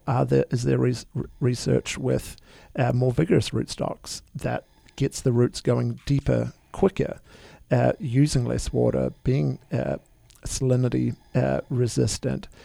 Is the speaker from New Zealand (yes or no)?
yes; New Zealand; now in United States; I'm originally from New Zealand.